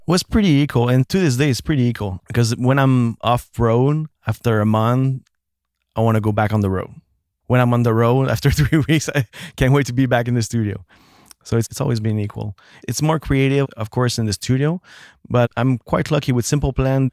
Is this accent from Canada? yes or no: yes; Actonville, Quebec, Canada; first language French; English is a second language; It was called, uh, Actonville, like an hour away from